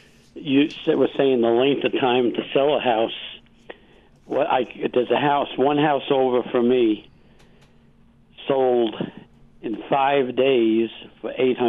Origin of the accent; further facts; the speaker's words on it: New York, United States; now in Colorado, United States; I grew up in New York. I've lived here for 50 years now.